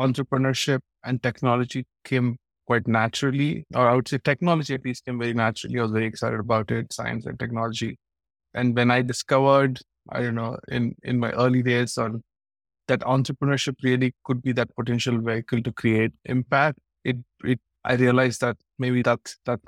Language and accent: English; Hyderabad, Telangana, India; also born or lived in Chennai, India / New York, United States; I'm from South India, grew up here, born in a city called Hyderabad